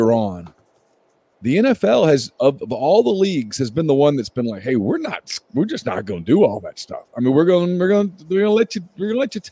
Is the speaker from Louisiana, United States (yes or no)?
yes; Ruston, Louisiana, United States; I grew up in Ruston